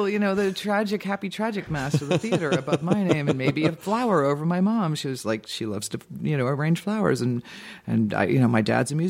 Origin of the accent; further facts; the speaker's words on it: Dayton, Ohio, United States; also born or lived in Boston; I was born in Boston, but grew up in Ohio, but I always just say I'm from Dayton, unless the Patriots are playing, and then I go, I'm from Boston, I'm a Pats fan.